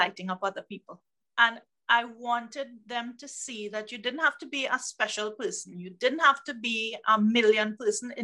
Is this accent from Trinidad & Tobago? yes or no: yes; Trinidad & Tobago; I'm from the Caribbean, the southmost island of the Caribbean called Trinidad and Tobago, and I'm on the island of Trinidad